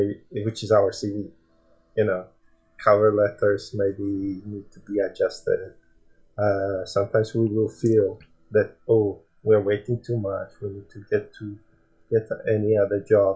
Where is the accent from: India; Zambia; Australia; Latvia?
Latvia; now in United Kingdom; I am from Latvia and I lived for many years in UK and my family are still back there